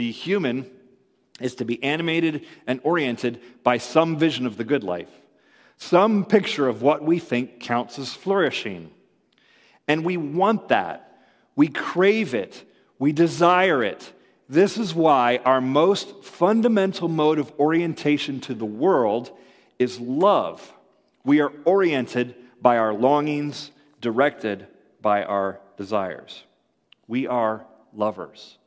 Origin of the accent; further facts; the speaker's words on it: Ann Arbor, Michigan, United States; I was born in Ann Arbor